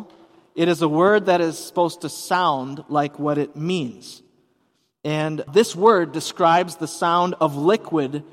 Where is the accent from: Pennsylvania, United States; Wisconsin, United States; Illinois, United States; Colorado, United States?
Wisconsin, United States; Hudson; I grew up in Hudson, Wisconsin